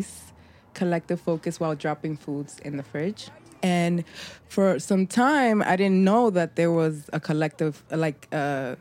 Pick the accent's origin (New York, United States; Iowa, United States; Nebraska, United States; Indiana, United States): New York, United States; New York City; also born or lived in Puerto Rico / Dominican Republic; now in Brooklyn, United States; I was born in Puerto Rico and I was raised in Bronx, New York.